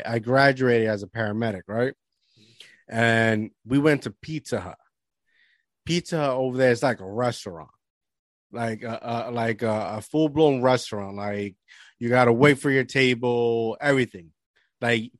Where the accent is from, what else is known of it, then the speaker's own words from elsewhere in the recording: Puerto Rico; moved away as an adult; I grew up, majority of my life, I grew up in Puerto Rico